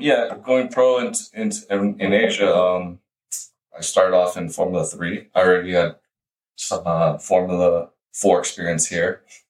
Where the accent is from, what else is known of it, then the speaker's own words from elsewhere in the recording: Los Angeles, California, United States; moved away as an adult; also born or lived in Hong Kong; I basically grew up in the valley my whole life. And I moved to China. I moved to Hong Kong when I was 25 years old.